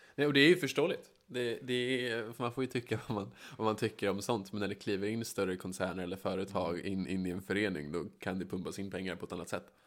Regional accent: Västerås, Västmanland, Sweden; jag är uppvuxen på Bäckby

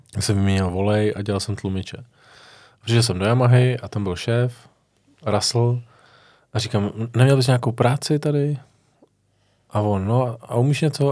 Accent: Vimperk, South Bohemian Region, Czechia; já jsem od, od Vimperka

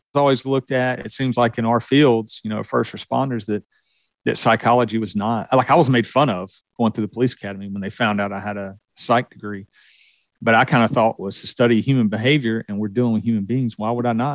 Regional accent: the South, United States; you can tell from my accent that I was born and raised in the South.

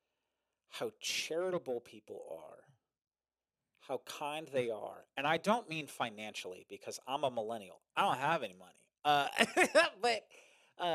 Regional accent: New Jersey, United States; I'm from Jersey

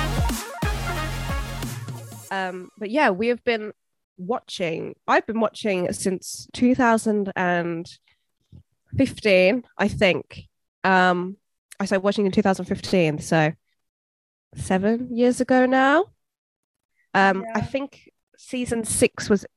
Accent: England, United Kingdom; I'm 23. I'm from England

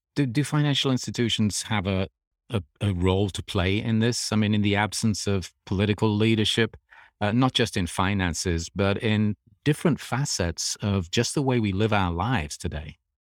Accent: England, United Kingdom; moved away; I grew up in England

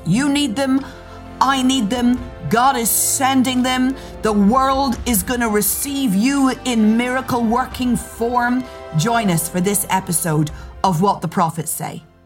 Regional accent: Northern Ireland, United Kingdom; accent: Northern Irish; My accent is Northern Irish

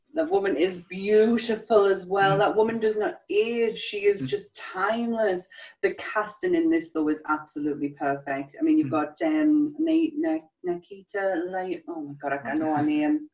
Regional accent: England, United Kingdom; as English people

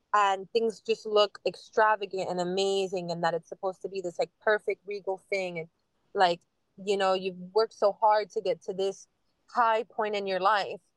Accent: Miami, Florida, United States; I'm born and raised in Miami, Miami girl, Westchester girl

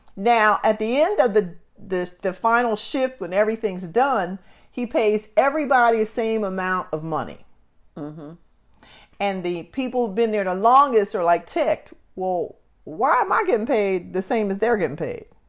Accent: Camden, New Jersey, United States; I come from Camden, New Jersey

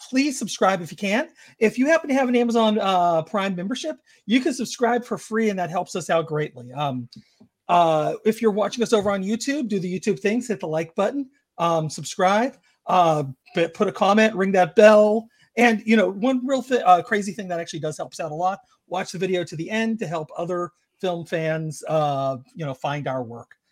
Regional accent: Georgia, United States; I grew up in Georgia

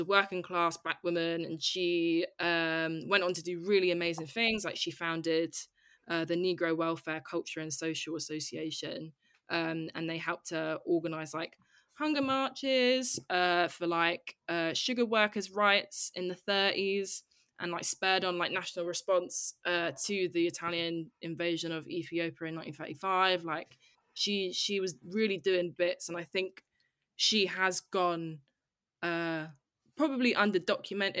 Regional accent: United Kingdom; a person like being of Jamaican heritage who was born in Britain

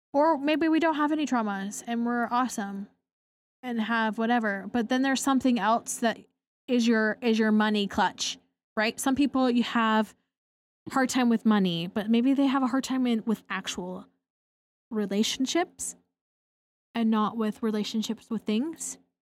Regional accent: Portland, Oregon, United States; I grew up in Portland, Oregon, overcast nine months out of the year

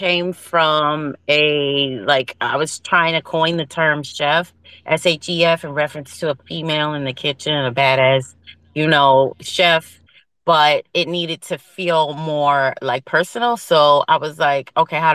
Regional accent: Philadelphia, Pennsylvania, United States; also born or lived in New York; I'm from Philly, so I'm here for the East Coast vibe. I'm born and raised in Philly.

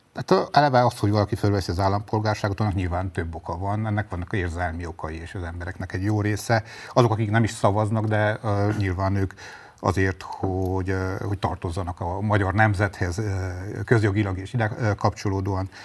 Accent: Sfântu Gheorghe, Háromszék, Covasna County, Romania; a szülővárosom, György

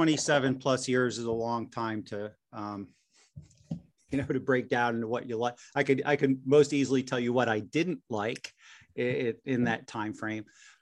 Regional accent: Wilmington, Delaware, United States; I grew up mostly in Wilmington, Delaware, and, you know, pretty unremarkable.

